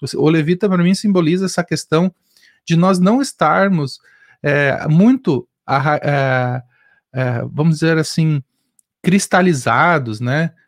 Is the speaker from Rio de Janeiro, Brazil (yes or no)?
no; Rio Grande do Sul, Brazil; eu sou gaúcho